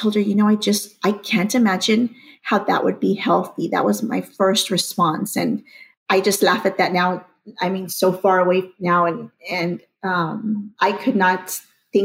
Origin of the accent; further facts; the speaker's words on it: McAllen, Texas, United States; I'm from McAllen, Texas.